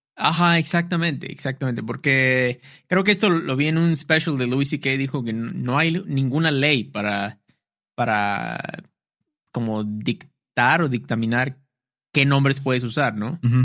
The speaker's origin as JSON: {"language": "Spanish", "region": "Veracruz", "country": "Mexico", "moved": "yes", "lives_now": "Xalapa, Mexico", "said": "a mí me decían el jarocho aquí, en Jalapa. Varias personas me dicen, ah, el jarocho, porque soy del puerto de Veracruz"}